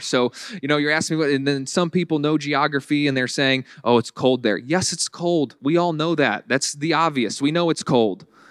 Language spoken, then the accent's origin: English; Virginia, United States; moved away as an adult; now in Buffalo, United States; I went back home to Virginia one time